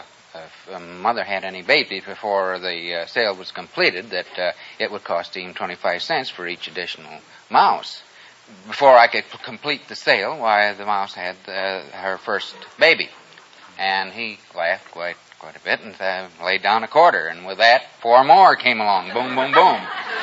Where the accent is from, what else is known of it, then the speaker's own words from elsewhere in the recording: Grand Rapids, Michigan, United States; moved away as an adult; I'm from Grand Rapids, Michigan.